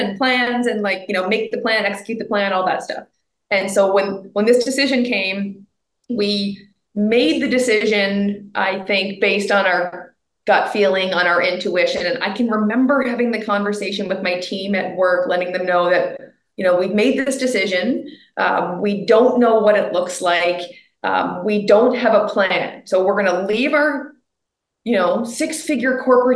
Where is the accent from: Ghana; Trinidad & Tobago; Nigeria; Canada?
Canada; I'm a Canadian